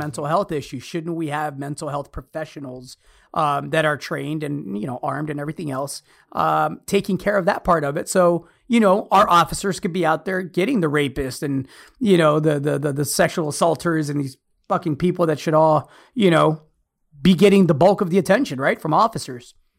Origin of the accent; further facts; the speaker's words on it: United States; me as an American